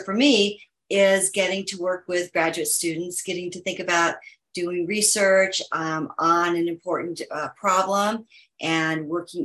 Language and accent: English; Kansas City, United States; moved away as an adult; also born or lived in Minneapolis, Minnesota / Boston; I grew up in Kansas City